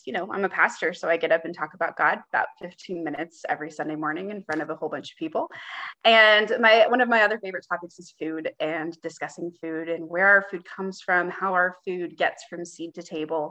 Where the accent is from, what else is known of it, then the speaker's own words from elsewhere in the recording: Kansas City, United States; also born or lived in Springfield, Missouri / Durham, North Carolina; I grew up in the Kansas City metro area, and I returned there post-seminary